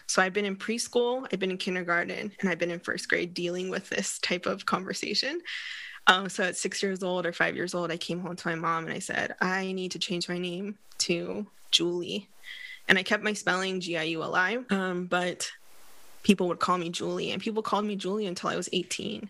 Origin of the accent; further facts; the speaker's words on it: West Coast of the United States, United States; also born or lived in London, United Kingdom / Barcelona, Spain / Philadelphia, United States; on the West Coast, when I was growing up